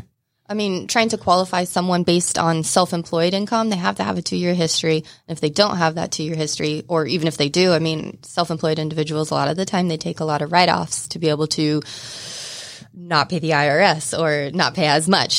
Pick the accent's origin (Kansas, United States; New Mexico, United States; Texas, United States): Kansas, United States; Southeast; moved away as an adult; now in Atlanta, United States; Grew up in Southeast Kansas